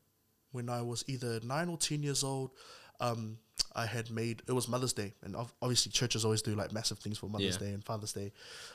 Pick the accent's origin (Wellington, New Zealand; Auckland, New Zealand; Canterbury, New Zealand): Auckland, New Zealand; South Auckland; I am 23 years old. I'm from South Auckland, Rewahard.